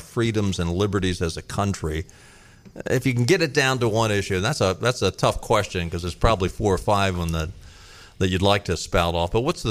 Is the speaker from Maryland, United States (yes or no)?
yes; Baltimore, Maryland, United States; now in North Carolina, United States; I grew up in Baltimore